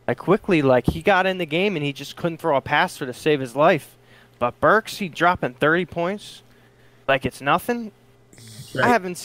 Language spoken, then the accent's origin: English; Atlantic City, New Jersey, United States; I'm from Atlantic City.